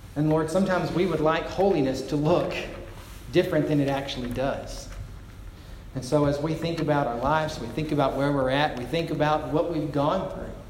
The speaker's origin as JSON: {"language": "English", "country": "United States", "said": "as an American"}